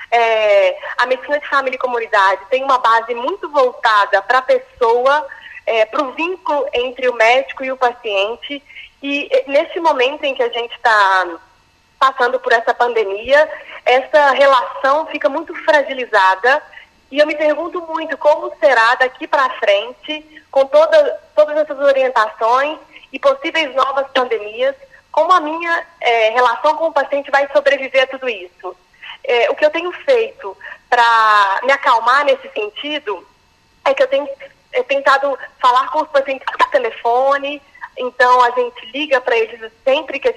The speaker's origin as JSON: {"language": "Portuguese", "region": "Minas Gerais", "country": "Brazil", "said": "sou médica de família e comunidade, sou mineira"}